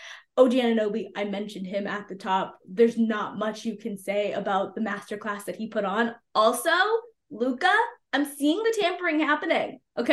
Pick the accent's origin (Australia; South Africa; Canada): Canada; we are Canadian here